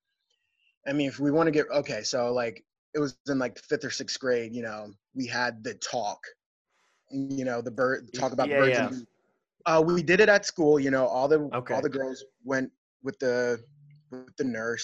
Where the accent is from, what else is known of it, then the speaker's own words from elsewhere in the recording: Lancaster, Pennsylvania, United States; Growing up in Lancaster for me, I felt comfortable, like as far, like I grew up in the city. I lived in the city till I was maybe 16 years old